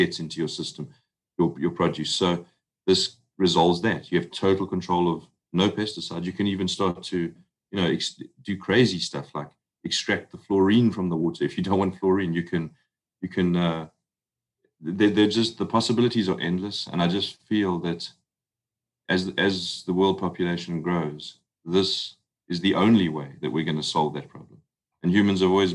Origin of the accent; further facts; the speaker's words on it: South Africa; accent: South African; now in United States; you can hear my accent. I'm South African. And, you know, we came to the States